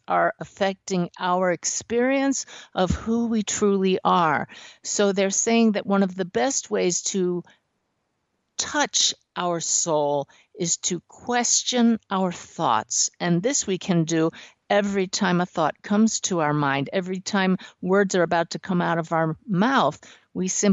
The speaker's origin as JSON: {"language": "English", "region": "Pennsylvania", "country": "United States", "tie": "born or raised there", "moved": "yes", "said": "From Pennsylvania, my home state"}